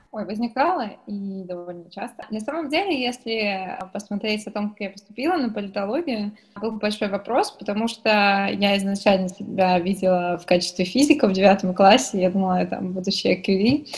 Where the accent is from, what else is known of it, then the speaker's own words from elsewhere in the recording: Kurgan Oblast, Russia; я сама из Курганской области